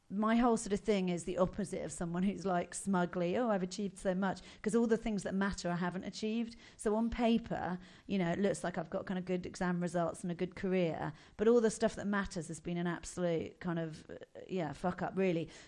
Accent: Buckinghamshire, South East England, United Kingdom; Where did I grow up? In Buckinghamshire.

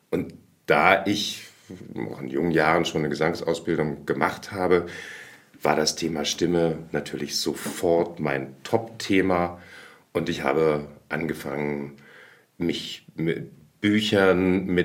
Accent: Berlin, Germany; also born or lived in Lemgo; Ich bin in Lemgo in Westfalen geboren, aber schon relativ jung nach Berlin gekommen. Das heißt, ich bin eigentlich komplett berlinisch ähm, ja, aufgewachsen. Allerdings nicht so, wie man Ickedette Kicke Berliner sich vorstellt, sondern am Stadtrand.

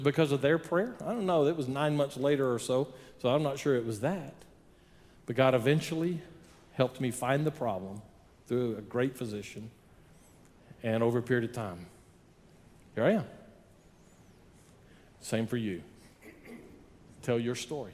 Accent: Odessa, Texas, United States; now in El Paso, United States; I grew up in Odessa, but I've learned some other things here in El Paso.

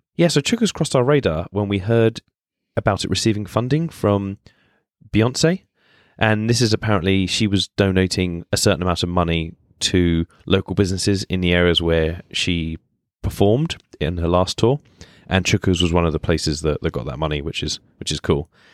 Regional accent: Spain; now in London, United Kingdom; I was born and brought up in Spain. So I've grown up having lots of tapas

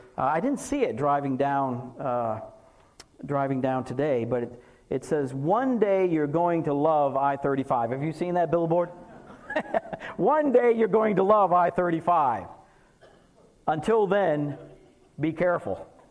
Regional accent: Massachusetts, United States; now in North Texas, United States; I'm from Massachusetts

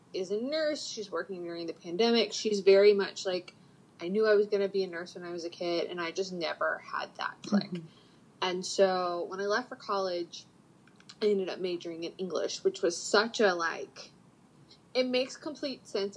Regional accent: Panama City, Florida, United States; moved away as an adult; also born or lived in Atlanta; I grew up in Panama City

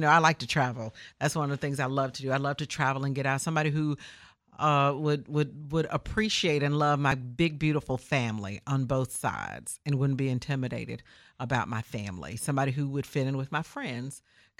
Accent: Memphis, Tennessee, United States; Born and raised in Memphis, Tennessee, to the amazing, the late

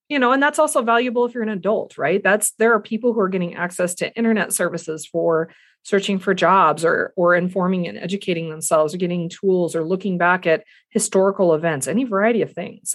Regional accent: the Flathead, Montana, United States; I grew up here in the Flathead

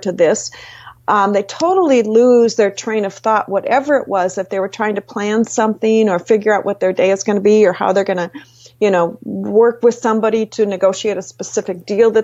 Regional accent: Minnesota, United States; I'm from Minnesota

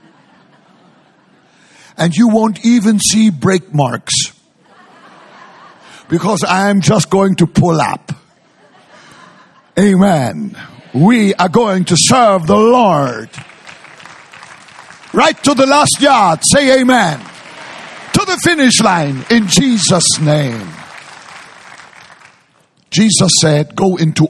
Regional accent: Hamburg, Germany; moved away; also born or lived in Frankfurt; I grew up in Hamburg and then I lived in Frankfurt

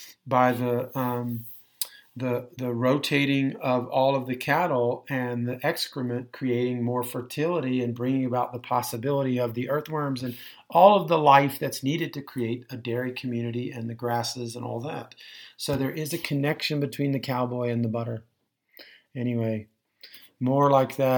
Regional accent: Texas, United States; I'm from Texas, I'm probably some part cowboy

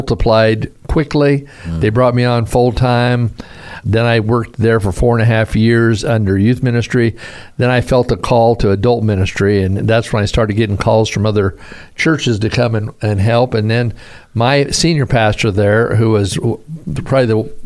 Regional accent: Caldwell, Idaho, United States; also born or lived in Pendleton, Oregon / Clarkston, Washington; dad took the church in Caldwell, Idaho for 17 years, and that's where I grew up and played sports

